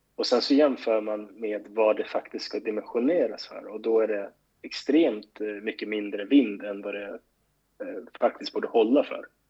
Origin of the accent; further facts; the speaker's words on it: Stockholm, Stockholm County, Sweden; moved away as an adult; also born or lived in Gothenburg; jag var liksom uppvuxen i Skärholmen